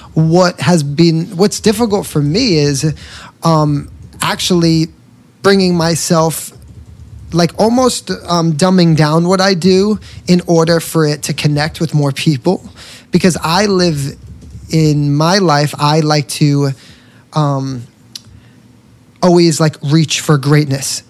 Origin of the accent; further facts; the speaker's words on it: New York, United States; I'm from New York